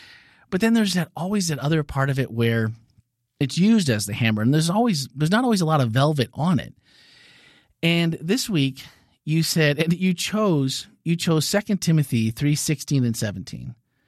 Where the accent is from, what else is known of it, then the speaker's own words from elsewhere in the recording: Wisconsin, United States; Growing up in Wisconsin, as a not never fishing, never hunting, which is an anomaly, right?